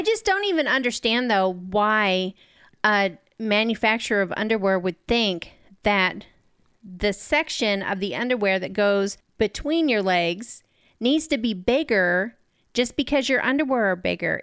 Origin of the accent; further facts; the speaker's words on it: New York, United States; moved away; the town that I grew up in in New York